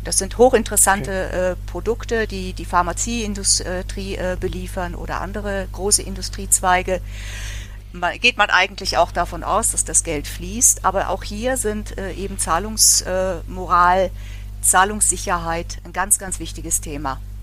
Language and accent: German; Bavaria, Germany; now in Cologne, Germany; ich komme ja eigentlich auch aus Bayern. Meine Eltern sind Rosenheim und Eggenfelden